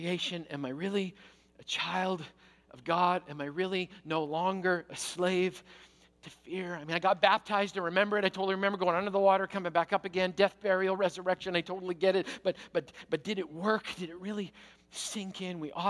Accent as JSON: {"language": "English", "country": "Canada", "said": "I'm Canadian."}